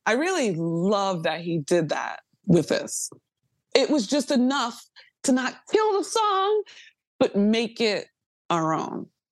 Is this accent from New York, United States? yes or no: yes; New York, United States; a New Yorker hip-hop baby